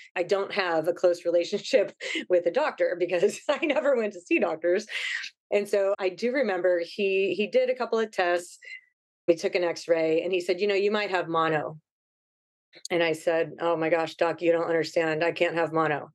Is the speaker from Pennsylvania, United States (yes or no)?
no; Ohio, United States; moved away as an adult; now in Hawaii, United States; So I grew up in Ohio. I was born and raised there.